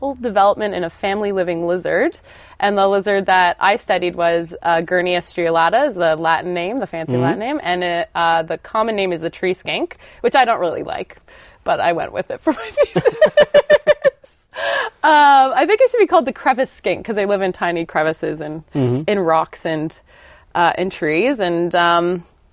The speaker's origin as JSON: {"language": "English", "region": "Ontario", "country": "Canada", "tie": "born or raised there", "moved": "as an adult", "lives_now": "Australia", "said": "I'm originally from Canada, and in Ontario, where I grew up"}